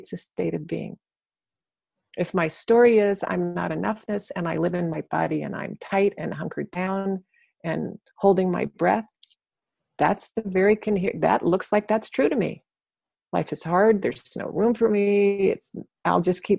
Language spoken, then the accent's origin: English; Arlington, Virginia, United States; I grew up in Arlington, Virginia, right next to Washington, D.C.